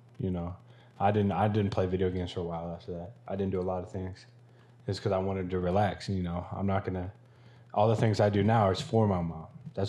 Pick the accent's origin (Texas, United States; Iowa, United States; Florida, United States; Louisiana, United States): Iowa, United States; Ankeny; So I'm from Ankeny, Iowa. Shout out to 515.